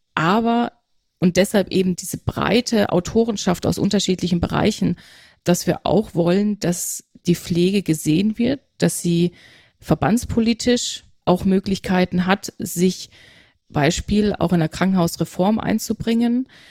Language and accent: German; Aalen, Baden-Württemberg, Germany; moved away as an adult; also born or lived in Münster / Hamburg; now in Nuremberg, Germany; Geboren bin ich in Münster. Ah. Mhm, genau, aufgewachsen in Aalen, in, im Schwäbischen